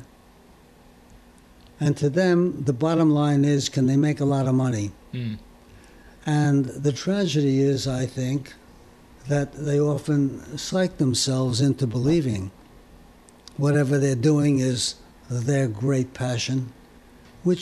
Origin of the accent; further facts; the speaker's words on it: New York City, New York, United States; also born or lived in Paris, France; I moved to Brooklyn with my parents when I was two